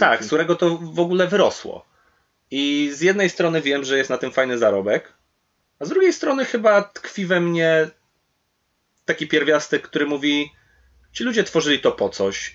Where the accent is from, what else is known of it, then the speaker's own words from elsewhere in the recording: Poland; kiedy na przykład żyję w Polsce